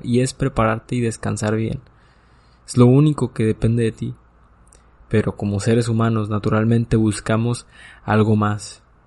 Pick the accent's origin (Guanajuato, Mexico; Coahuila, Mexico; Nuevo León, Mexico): Coahuila, Mexico; Nueva Rosita; yo soy de Nueva Rosita